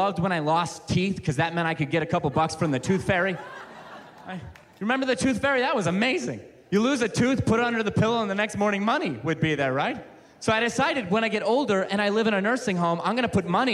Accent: Ohio, United States; now in Western United States; I'm from Ohio

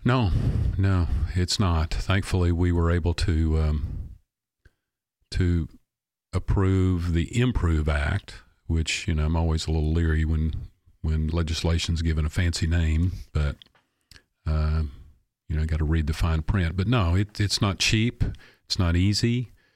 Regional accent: Clarksville, Tennessee, United States; I love my hometown

